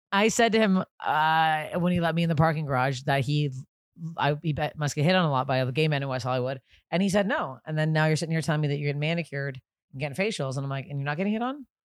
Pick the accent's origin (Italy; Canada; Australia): Canada; I'm Canadian, I go by Canadian temperature